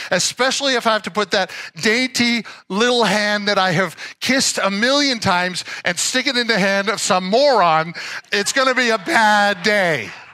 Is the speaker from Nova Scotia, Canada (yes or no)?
yes; Nova Scotia, Canada; I grew up in Nova Scotia